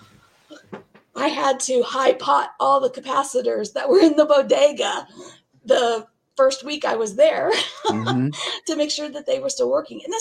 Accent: Northwest Arkansas, United States; I grew up in Northwest Arkansas, the extreme Northwest corner of Arkansas

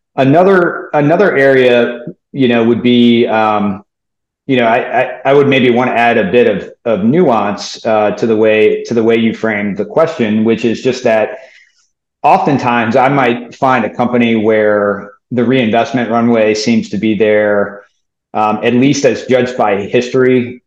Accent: New Orleans, Louisiana, United States; I grew up in New Orleans.

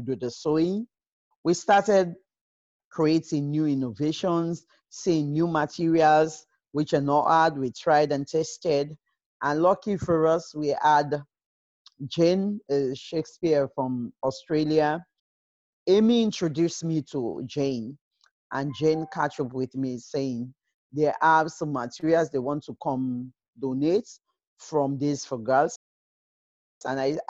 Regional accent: Sierra Leone; moved away as an adult; also born or lived in United Kingdom; born and raised in Sierra Leone, just lucky to be in the UK for years now

